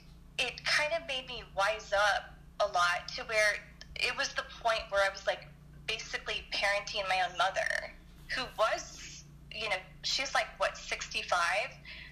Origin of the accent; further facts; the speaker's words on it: Detroit, Michigan, United States; also born or lived in Anaheim; I was born in Anaheim, and then I moved to Detroit, and it was just not a good place for a kid to grow up, and then I moved out here